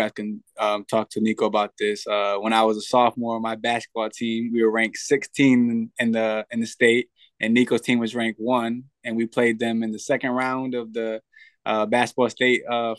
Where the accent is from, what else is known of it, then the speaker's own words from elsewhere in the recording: Danbury, Connecticut, United States; I'm from Danbury.